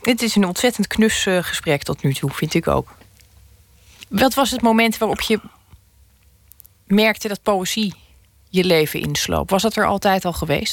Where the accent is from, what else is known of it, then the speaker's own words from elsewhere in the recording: Schouwen-Duiveland, Zeeland, Netherlands; ik ben opgegroeid op Schouwen-Duiveland